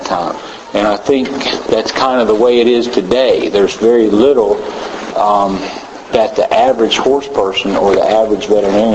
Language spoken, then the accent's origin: English; Tennessee, United States; I'm a veterinarian from Tennessee, long way from here